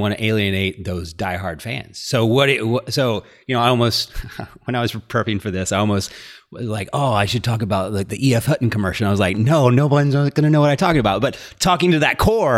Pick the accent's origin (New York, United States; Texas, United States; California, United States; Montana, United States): Texas, United States; Dallas; I grew up in Dallas.